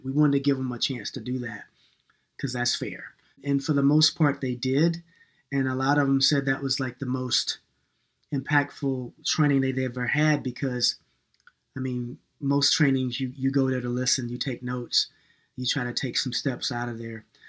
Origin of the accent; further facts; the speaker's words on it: New York, United States; moved away; also born or lived in North Carolina / Minneapolis; I was born in New York and I'm kind of an urban kid sometimes